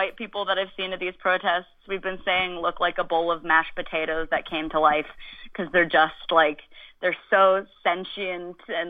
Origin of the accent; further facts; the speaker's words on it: United States; speaking as an American, I was raised